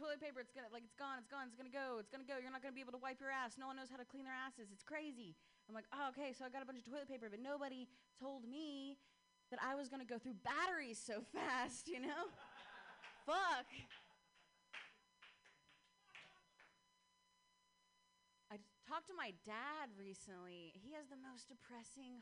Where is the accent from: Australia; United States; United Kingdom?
United States; Ohio; I'm from Ohio